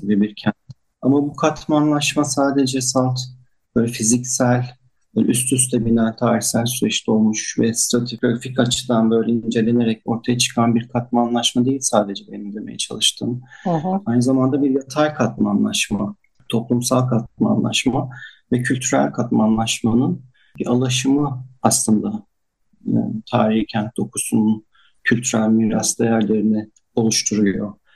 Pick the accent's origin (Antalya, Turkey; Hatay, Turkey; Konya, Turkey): Hatay, Turkey; Antakya; çocukluğum e, Cinde Hamamı'nın e, yanındaki eski Antakya evinde geçmişti. E, ben o sokaklarda büyüdüm